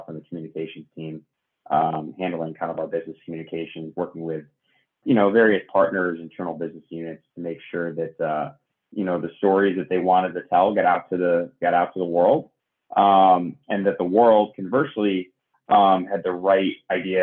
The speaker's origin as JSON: {"language": "English", "region": "Northeast", "country": "United States", "tie": "born or raised there", "said": "growing up in the Northeast"}